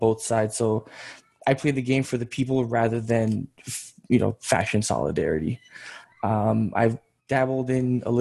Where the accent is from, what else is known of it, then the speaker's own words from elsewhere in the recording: Georgia; also born or lived in New York, United States; now in Tennessee, United States; I come from the Republic of Georgia over in on the Asian continent.